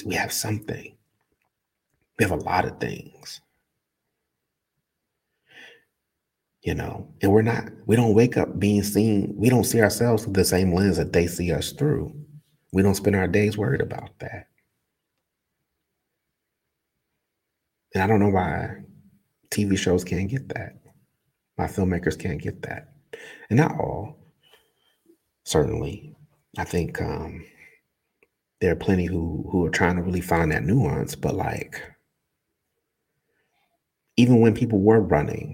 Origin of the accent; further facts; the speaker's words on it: Newark, New Jersey, United States; I grew up in Newark